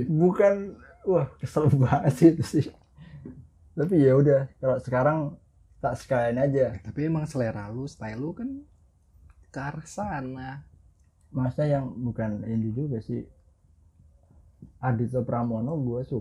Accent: Java, Indonesia; karena gue orang Jawa cok

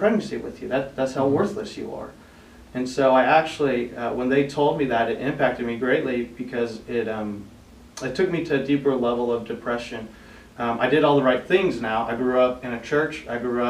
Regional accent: Norman, Oklahoma, United States; also born or lived in South Korea; I was brought to the States where I grew up in Norman, Oklahoma

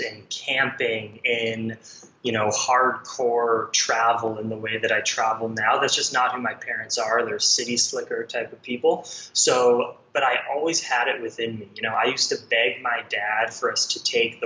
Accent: Los Angeles, California, United States; moved away as an adult; I had never seen the middle of America, because I grew up in Los Angeles

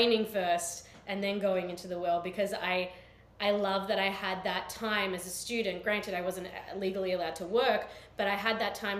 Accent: Australia; accent: Australian; moved away as an adult; now in United States; I come from Australia

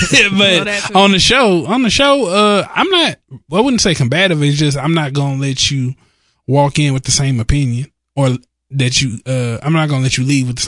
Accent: Dallas, Texas, United States

